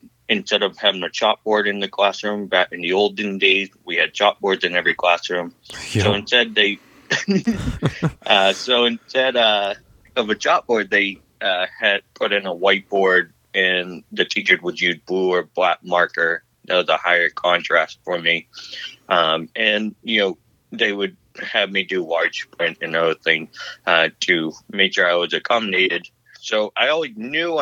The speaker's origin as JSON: {"language": "English", "area": "south of Boston", "region": "Eastern Massachusetts", "country": "United States", "tie": "born or raised there", "said": "I'm from Eastern Massachusetts, which is a little bit south of Boston"}